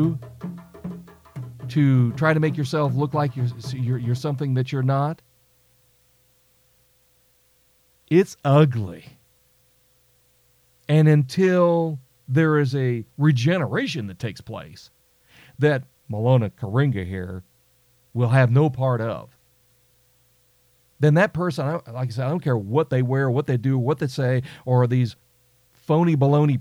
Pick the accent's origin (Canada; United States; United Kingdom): United States; I'm an American